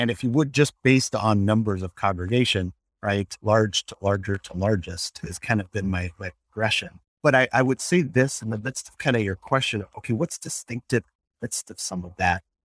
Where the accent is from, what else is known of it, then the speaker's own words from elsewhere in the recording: Colorado Springs, Colorado, United States; now in Milwaukee, United States; Growing up in Colorado Springs and Emmanuel Lutheran Church